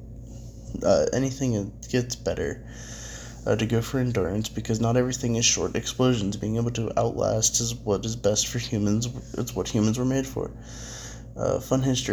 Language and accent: English; United States; as an American